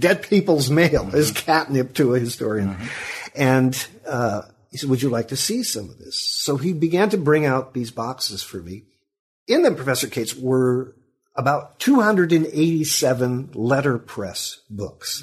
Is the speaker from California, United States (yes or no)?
yes; Sacramento, California, United States; moved away as an adult; also born or lived in Chicago / Orangevale, California; now in Milwaukee, United States; my family moved to Sacramento, California, about 1952, where my father was working for the defense industry, and so I grew up there.